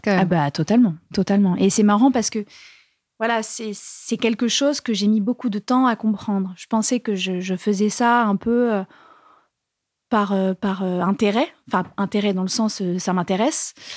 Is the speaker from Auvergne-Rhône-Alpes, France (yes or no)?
no; Bourges, Centre-Val de Loire, France; je viens de Bourges